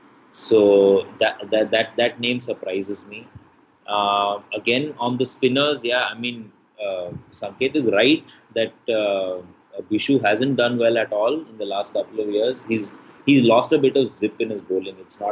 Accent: Manipal, Karnataka, India; I grew up in Manipal, which is on the west coast of India.

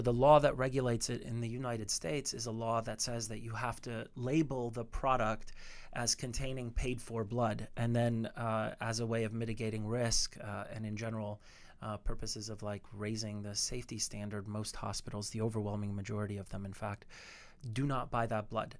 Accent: Canada; I'm Canadian

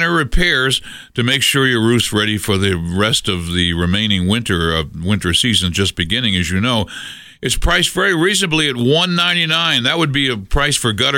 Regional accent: New England, United States; now in Colorado Springs, United States; I grew up in New England, and we had, when I was a kid, those magnificent American elms

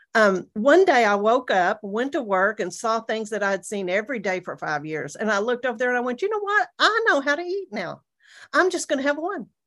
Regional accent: Amarillo, Texas, United States; moved away as an adult; I'm from the Panhandle of Texas

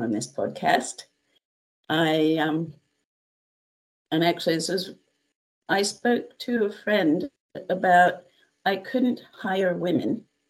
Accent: United States; I am American

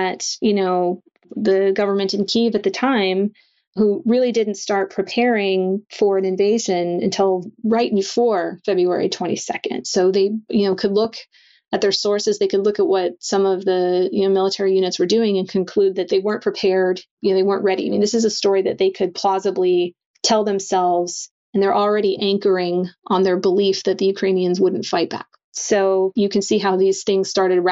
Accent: United States; my perspective as an American

